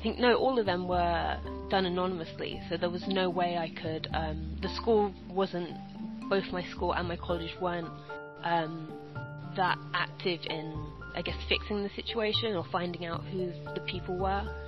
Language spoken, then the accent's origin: English; London, United Kingdom; I was born and raised in South London